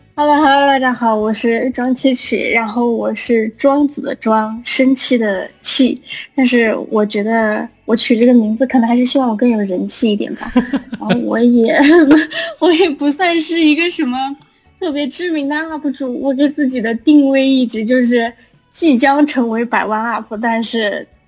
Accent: Guiyang, Guizhou, China; 我们三个都是，应该都是贵阳的

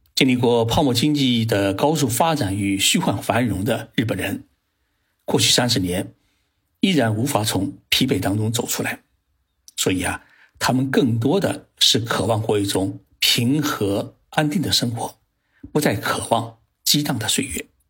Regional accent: China; 我们中国人认为差五年就有代沟

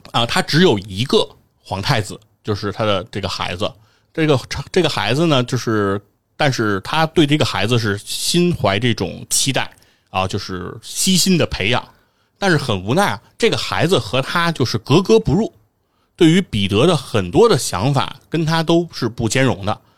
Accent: Beijing, China; 我作为北京人

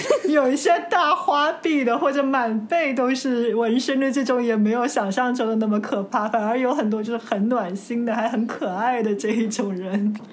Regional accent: China; 我中国来的，我是中国人

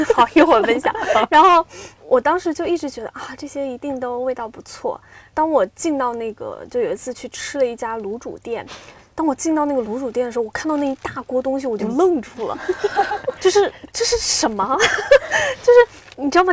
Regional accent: Xiamen, Fujian, China; now in Beijing, China; 我是一个厦门人

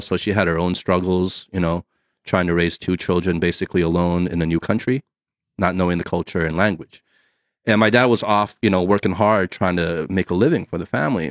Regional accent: New Jersey, United States; moved away; also born or lived in California; me growing up on the East Coast in New Jersey

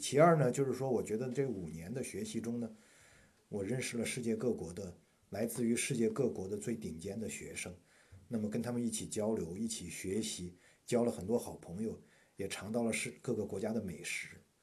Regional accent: China; moved away as an adult; now in United States; 我们中国学生

